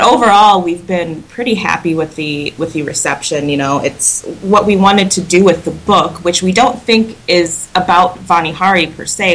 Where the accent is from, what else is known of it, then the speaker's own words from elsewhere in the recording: Wisconsin, United States; I'm from Wisconsin